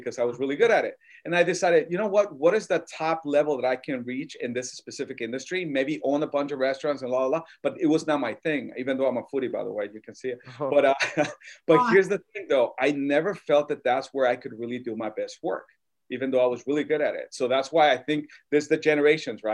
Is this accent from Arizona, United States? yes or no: yes; Tucson, Arizona, United States; also born or lived in Mexico City, Mexico / Guaymas, Sonora, Mexico; I was born in Mexico City, but I grew up in Sonora, Guaymas, and Arizona, Tucson. So where I'm really from, Tucson, that's kind of like what I claim